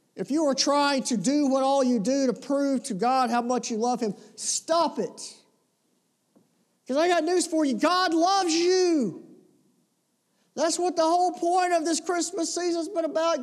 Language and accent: English; the South, United States; we're from the South